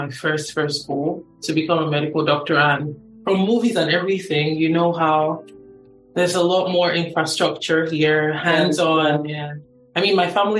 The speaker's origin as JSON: {"language": "English", "region": "Lagos", "country": "Nigeria", "tie": "born or raised there", "moved": "yes", "lives_now": "Oklahoma, United States", "said": "I was born and raised in Lagos"}